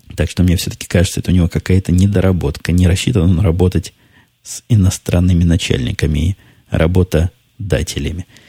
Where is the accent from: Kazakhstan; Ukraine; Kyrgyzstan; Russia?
Ukraine; moved away; Я играл в детстве на Украине